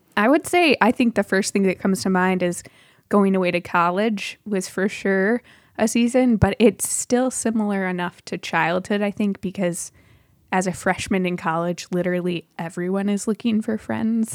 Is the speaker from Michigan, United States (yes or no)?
yes; Michigan, United States; moved away as an adult; also born or lived in Chicagoland; now in Chicago, United States; I grew up in Michigan primarily and moved down to Chicagoland for university